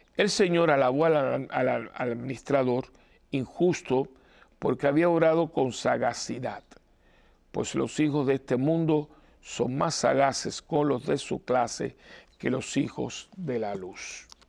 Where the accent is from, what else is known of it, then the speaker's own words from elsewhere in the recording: Cuba; yo me acuerdo de niño que se hacía en Cuba, de chiquitito